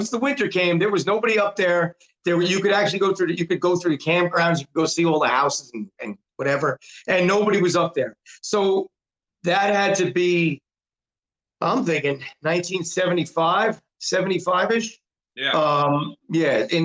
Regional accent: New York City, New York, United States; I was born in New York City

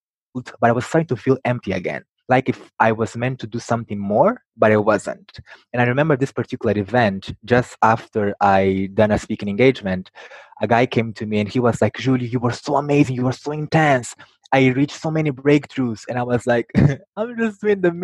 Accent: Mozambique; I was born in Mozambique, a country in Southeast Africa

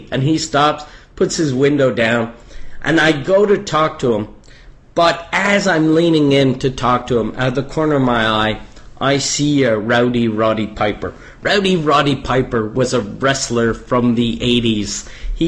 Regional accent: Canada; I'm Canadian

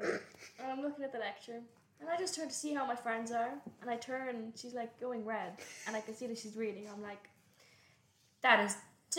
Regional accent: Dublin, Leinster, Ireland; It's an iconic line. Right. I'm 19. I'm from Dublin. I've lived here my whole life. My whole 19 years.

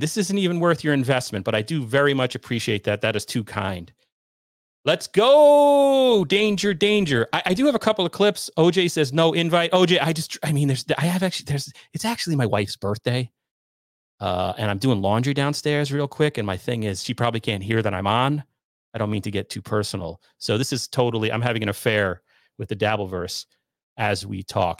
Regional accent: New York suburbs, United States; Being from, uh, New York, I would pretend I was from New York City, but I was not. I was from the lily white suburbs

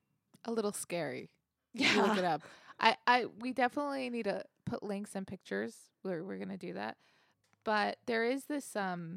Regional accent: United States; We're so American.

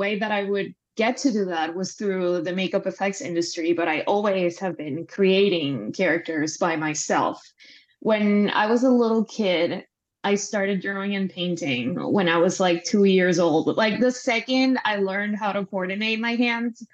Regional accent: Panama; moved away as an adult; now in Los Angeles, United States; I'm Panamanian. I'm from Panama. I lived there most of my life for like 27, 28 years. And then I moved

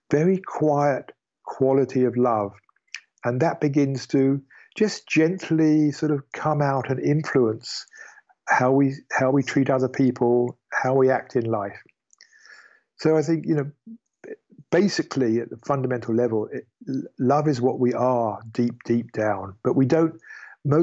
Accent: United Kingdom; I am British

